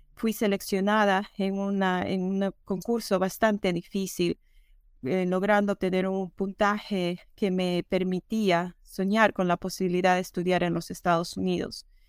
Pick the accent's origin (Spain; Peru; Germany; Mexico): Peru; moved away as an adult; also born or lived in Texas; now in Minnesota, United States; Yo siempre traté de destacar en lo académico, y en actividades extracurriculares en la escuela en Perú